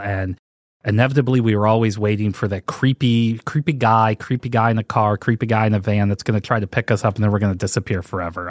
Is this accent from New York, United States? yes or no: no; St. Louis, Missouri, United States; I grew up in Saint Louis, Missouri